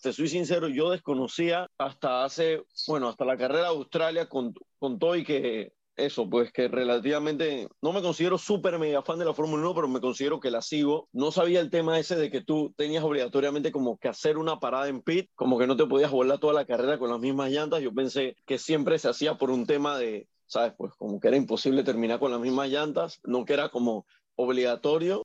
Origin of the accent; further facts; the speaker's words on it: Panama; Acá en Panamá